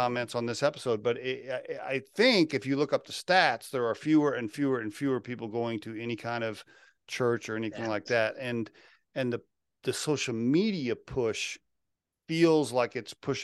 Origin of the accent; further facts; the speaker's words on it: Oklahoma, United States; moved away; I grew up in Oklahoma